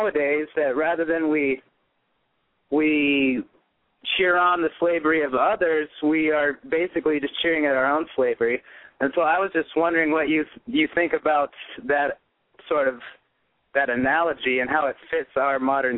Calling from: Midwest, United States; I'm calling from the Midwest.

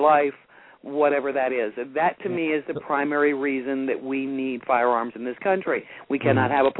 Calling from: North Carolina, United States; North Carolina.

